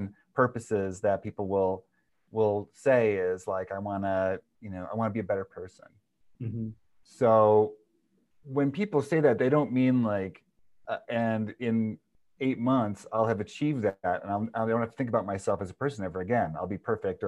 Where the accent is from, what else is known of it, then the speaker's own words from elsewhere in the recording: the North Star State, Minnesota, United States; I'm from the North Star state